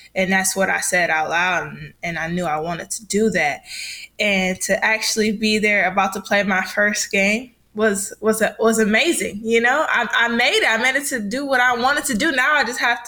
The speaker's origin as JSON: {"language": "English", "town": "Detroit", "region": "Michigan", "country": "United States", "tie": "born or raised there", "moved": "as an adult", "said": "I'm from Michigan, Detroit, Michigan. So that's where the high school is"}